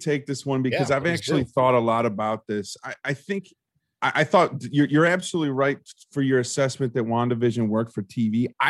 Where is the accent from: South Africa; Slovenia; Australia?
Australia; accent: Australian; I wanted to like spit out like my version of Mackers in my Australian accent